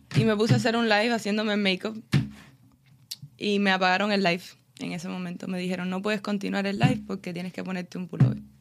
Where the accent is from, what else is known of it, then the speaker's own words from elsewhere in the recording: Cuba; now in Miami, United States; Está el cubano normal, el que le gusta el cubaneo, como yo